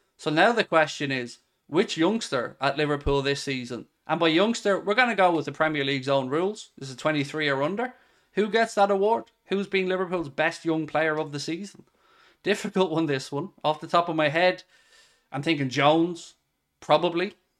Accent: Ireland; I'm not English. I'm Irish

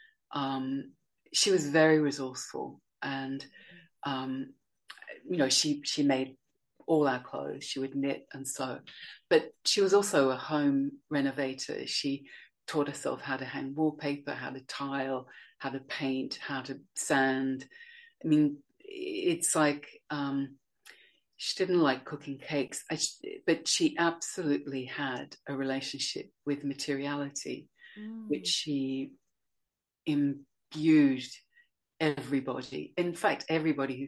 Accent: Sydney, New South Wales, Australia; when I was about, I think, four, we moved down from the North Coast to Sydney. And that's when my parents got a grocery store in the suburbs of Sydney

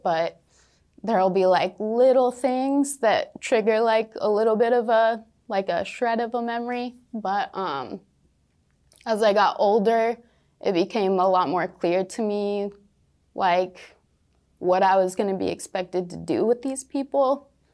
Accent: rural Washington, United States; moved away; twenty minutes away from my hometown.

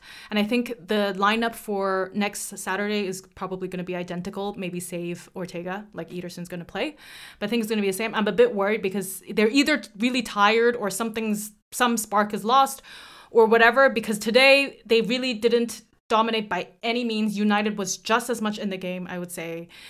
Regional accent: Barcelona, Catalonia, Spain; I was born to love Barcelona because I'm from Barcelona.

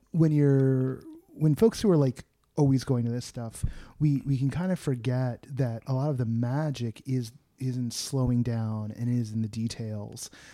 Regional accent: Bay Area, California, United States; moved away; I grew up in the Bay Area

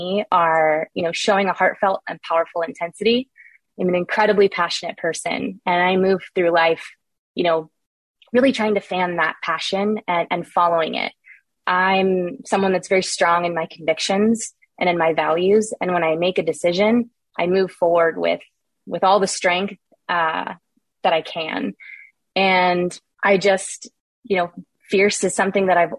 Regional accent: California, United States; moved away; I'm originally from California

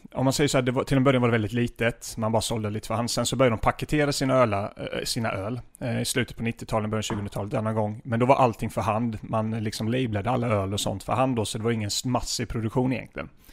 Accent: Småland, Sweden; now in Stockholm, Sweden; jag är från Småland från början

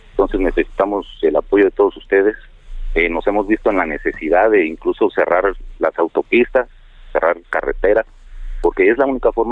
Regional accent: Mexico; pero también sabemos que el Estado es el que nos debe proporcionar las garantías que, merecemos como ciudadanos, como

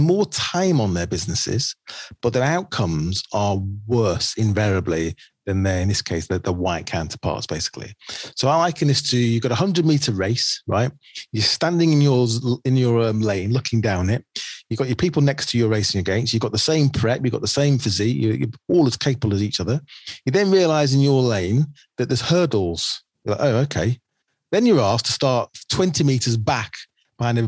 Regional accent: the north of England, United Kingdom; when I came out of my school in the north of England

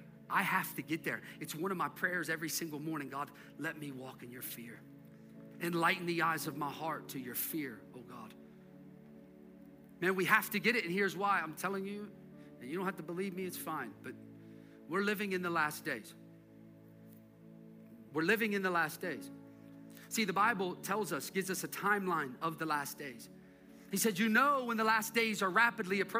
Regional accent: United States; we as American Christians

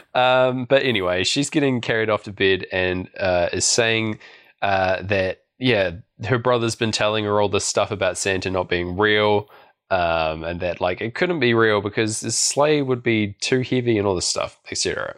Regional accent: Christchurch, Canterbury, New Zealand; I was going from Blenheim back to my hometown of Christchurch

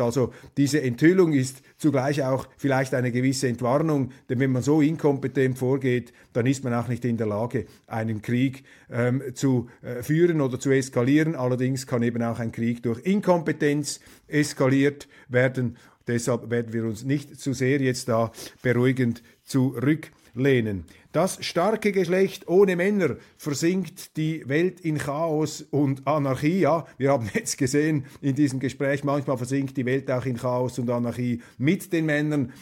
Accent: Switzerland; Als Schweizer

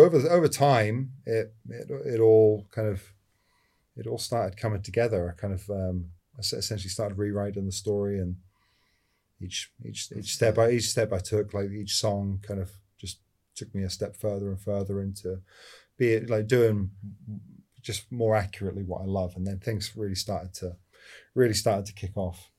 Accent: Scotland, United Kingdom; born or raised there; also born or lived in London; now in Los Angeles, United States

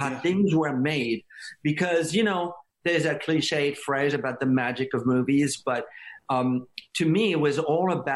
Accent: France; English is a second language; moved away as an adult; now in United States; I grew up in France

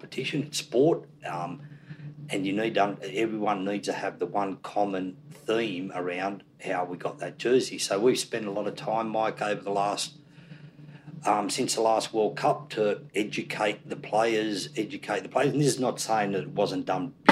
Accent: Australia; Even though I'm an Aussie, born here, raised here, my mates are all Aussies

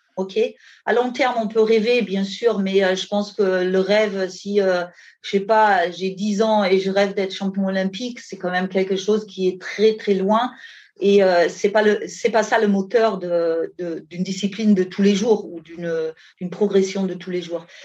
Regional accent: Germany; French is a second language; moved away as an adult; also born or lived in Ardèche, France; now in France; je viens euh, à l'origine d'Allemagne, où j'ai passé les 20 premières années bah, avec mes parents en Allemagne

